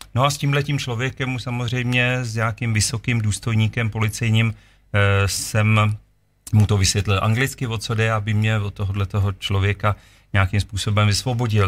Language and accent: Czech; Czechia; jsme z České republiky